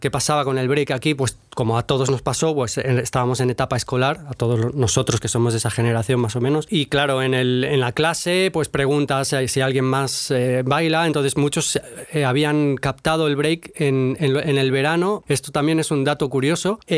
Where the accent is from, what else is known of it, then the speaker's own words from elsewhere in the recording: Barcelona, Catalonia, Spain; Horta Carmelo.